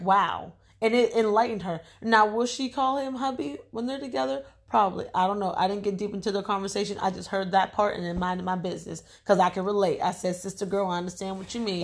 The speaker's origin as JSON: {"language": "English", "country": "United States", "said": "we're African American, our ancestors are African. Excuse me, we're American"}